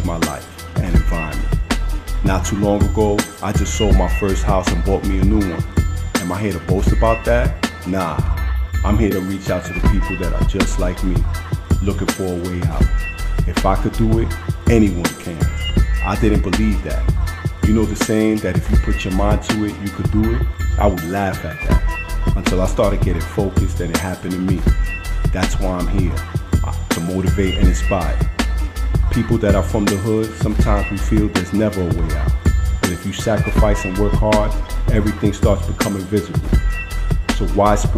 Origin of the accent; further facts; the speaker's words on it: New York City, New York, United States; I'm from Bed-Stuy, Brooklyn, from the projects